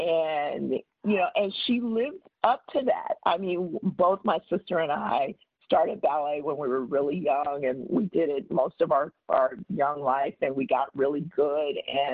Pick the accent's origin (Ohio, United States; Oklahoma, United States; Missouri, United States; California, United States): Oklahoma, United States; born there; my parents are both from Oklahoma, and the story, and I was born in Oklahoma